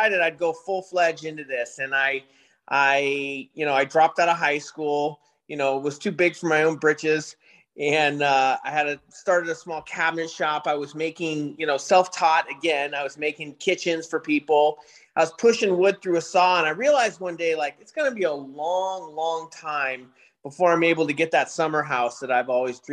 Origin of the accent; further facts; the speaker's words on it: San Francisco, California, United States; I grew up in San Francisco in high school